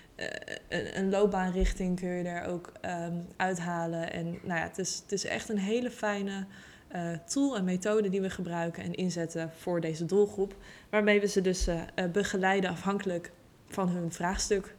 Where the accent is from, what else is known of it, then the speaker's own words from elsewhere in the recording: Utrecht, Netherlands; ik kom uit Utrecht, ben ook geboren in Utrecht. en eh, ik woon nog steeds in Utrecht.